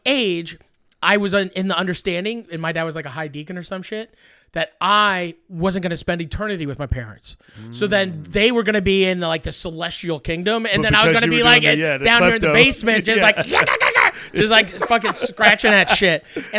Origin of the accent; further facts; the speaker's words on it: Truro, Nova Scotia, Canada; also born or lived in Saint John / Dartmouth / Quispamsis; I was born in St. John, New Brunswick, and then moved to Truro, Nova Scotia. Shout out to Truro.